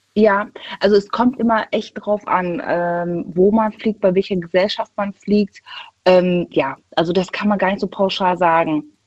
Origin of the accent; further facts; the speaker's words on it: Düsseldorf, North Rhine-Westphalia, Germany; Ich bin aus NRW, aus Düsseldorf